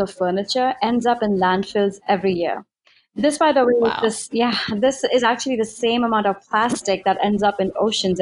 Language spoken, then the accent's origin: English; India; moved away as an adult; So I was born and raised in India, and I actually came here as an immigrant for my undergraduate studies.